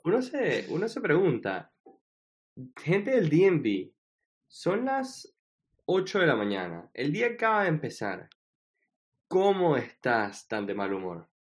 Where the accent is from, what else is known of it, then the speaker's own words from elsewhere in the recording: Venezuela; also born or lived in Washington; now in New York, United States; yo no me salí de Venezuela